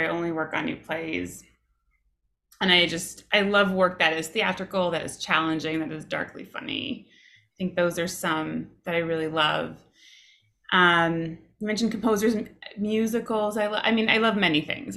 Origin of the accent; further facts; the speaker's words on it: Toronto, Ontario, Canada; when I was in the second grade growing up in Toronto, in Canada